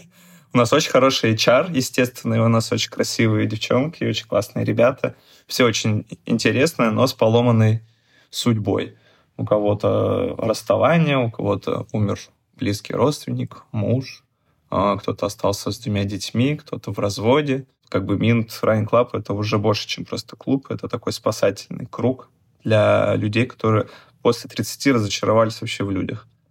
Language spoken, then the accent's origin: Russian; Chelyabinsk Oblast, Russia; moved away as an adult; now in Saint Petersburg, Russia; я в своем родном городе, откуда я приехал, из Челябинска, девять лет назад